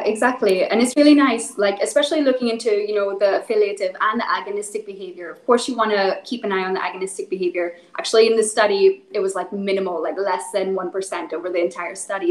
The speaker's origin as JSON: {"language": "English", "region": "Northern Ireland", "country": "United Kingdom", "tie": "born or raised there", "said": "so I'm originally from Northern Ireland. Um, so I, I, grew up in the middle of nowhere, lots of cows, lots of sheep"}